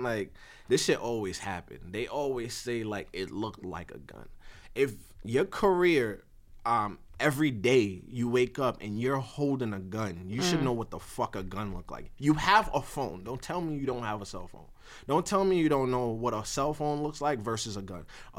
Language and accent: English; New York City, New York, United States; I'm from Brooklyn.